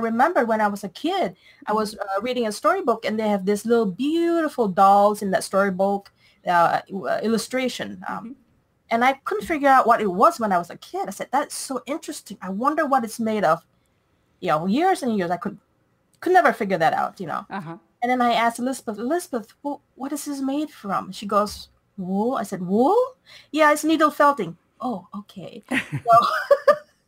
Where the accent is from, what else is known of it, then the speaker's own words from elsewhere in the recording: Malaysia; moved away as an adult; Originally, I'm from Malaysia. I've been here since I was 18 years old